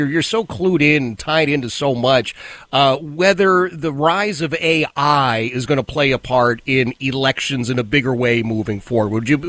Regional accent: Philadelphia, Pennsylvania, United States; I grew up in Philadelphia.

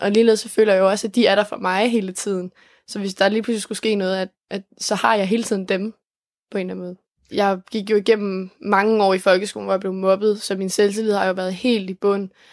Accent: Denmark; jeg kommer fra Els

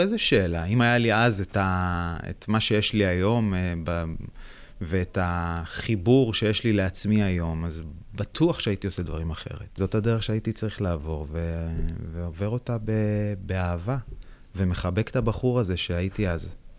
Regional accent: Beit Shemesh, Jerusalem District, Israel; אני גדלתי בבית שמש

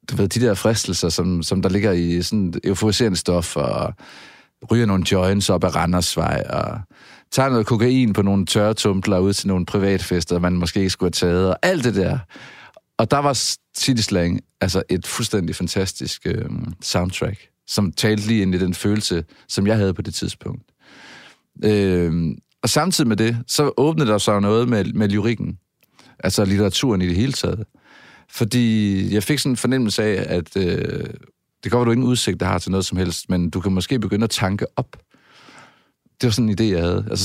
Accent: Southern Denmark, Denmark; now in Aarhus, Denmark; det er også rigtigt, for jeg er oprindelig fynbo, men jeg har boet, som man måske kan høre, mange år i Aarhus. Man kan i hvert fald ikke høre mit fynske mere.

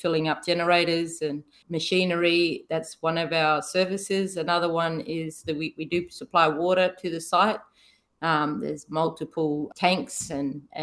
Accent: Kalgoorlie, Western Australia, Australia; we grew up in Kalgoorlie

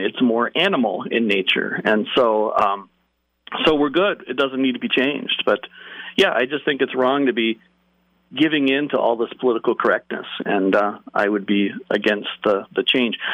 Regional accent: Chicago, Illinois, United States; I grew up in the Chicago area in the suburbs

